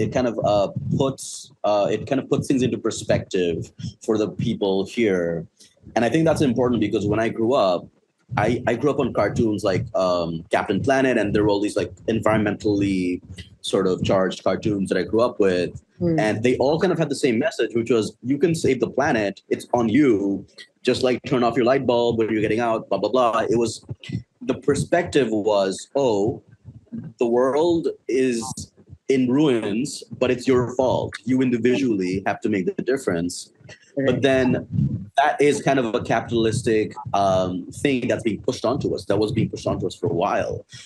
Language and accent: English; Bangladesh; I grew up in Bangladesh my entire life. I've always lived here